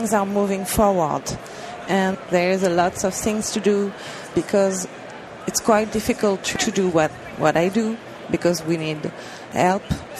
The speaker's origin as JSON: {"language": "English", "country": "France", "second_language": "English", "said": "I'm from France, English is not my mother tongue"}